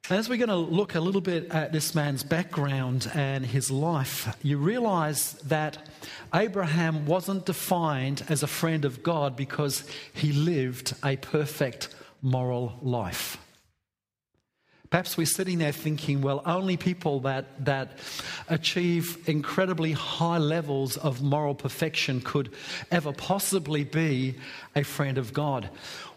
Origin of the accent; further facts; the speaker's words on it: England, United Kingdom; I'm English